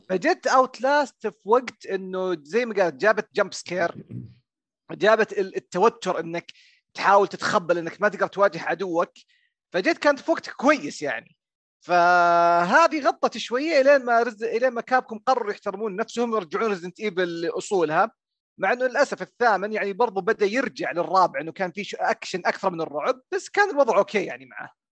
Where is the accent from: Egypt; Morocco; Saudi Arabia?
Saudi Arabia; Riyadh, Riyadh Province; وانا من الرياض